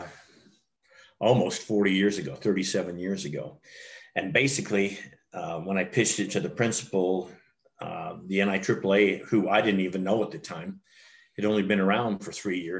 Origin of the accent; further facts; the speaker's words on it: Salt Lake City, Utah, United States; I grew up in Salt Lake City and have lived here my entire, well, I live in suburban Salt Lake now, but I've lived in Salt Lake my entire life